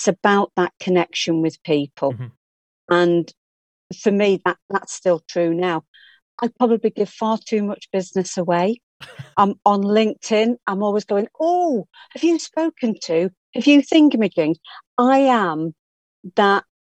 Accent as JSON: {"language": "English", "town": "Blackpool", "region": "North West England", "country": "United Kingdom", "tie": "born or raised there", "moved": "yes", "said": "I was born and bred in Blackpool"}